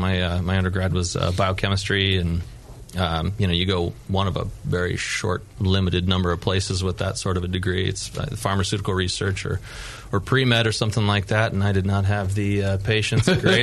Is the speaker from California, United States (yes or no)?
yes; Auburn, California, United States; also born or lived in Grass Valley; The first house that I can remember we grew hops was up in Auburn.